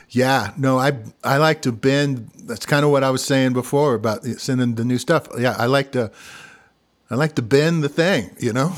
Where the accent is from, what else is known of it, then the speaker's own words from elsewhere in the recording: Missouri, United States; accent: Midwestern; moved away; also born or lived in Colorado; I'm from Missouri